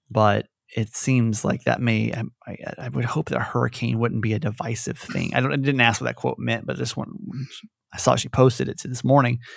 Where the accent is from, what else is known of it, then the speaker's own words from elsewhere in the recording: Georgia, United States; I grew up in Georgia, right? Conservative